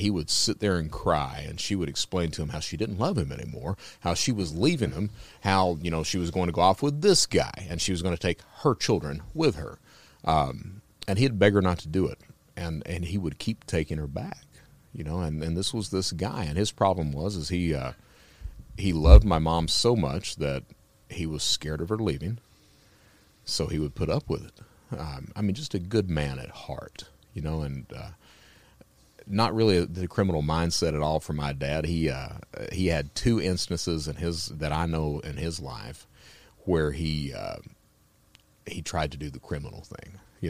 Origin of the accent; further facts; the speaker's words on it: Kentucky, United States; now in Alabama, United States; Well, I'm from Kentucky.